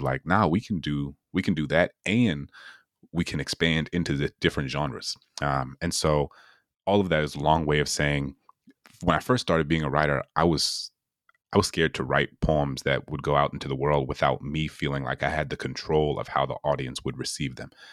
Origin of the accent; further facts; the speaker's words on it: New Orleans, Louisiana, United States; my hometown in New Orleans